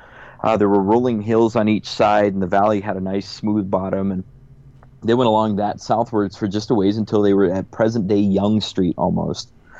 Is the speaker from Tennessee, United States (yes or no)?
no; Omaha, Nebraska, United States; when I was growing up in North Omaha